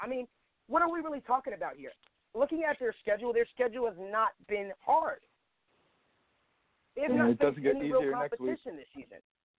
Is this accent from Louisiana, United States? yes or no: no; New Jersey, United States; moved away as an adult; now in South Jersey, United States; I'm living here in South Jersey. I grew up in North Jersey my entire life.